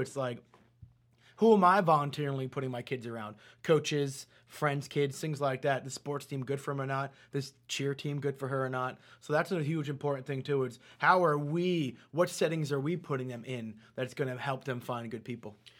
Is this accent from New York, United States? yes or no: yes; New York, United States; I was born in New York